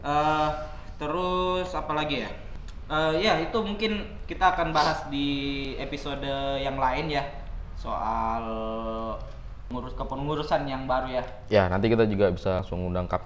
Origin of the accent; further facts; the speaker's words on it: Gunungkidul, Special Region of Yogyakarta, Indonesia; born there; also born or lived in Sleman; kau ngomong Jogja tapi dukung Sleman maksudmu apa ya kan gue lahir di Gunung Kidul ya